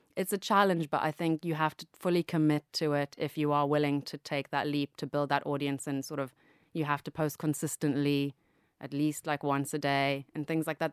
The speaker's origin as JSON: {"language": "English", "country": "Zambia", "tie": "born or raised there", "also_born_or_lived": "Cape Town, South Africa / United Kingdom", "moved": "yes", "said": "I grew up in Zambia, obviously, and went to school in Cape Town"}